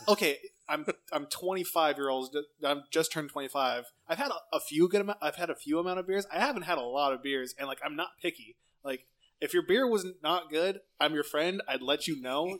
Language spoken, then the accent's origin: English; Lemoore, California, United States; moved away; I'm from Lemoore originally